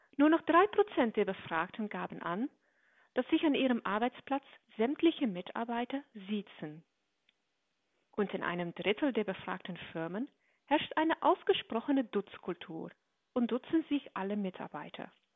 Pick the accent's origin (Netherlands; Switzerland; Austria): Netherlands; für mich als Niederländerin